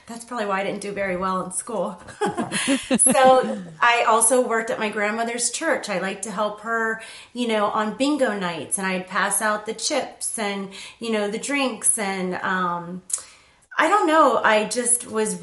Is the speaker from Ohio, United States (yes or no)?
yes; Youngstown, Ohio, United States; I grew up in Youngstown, Ohio.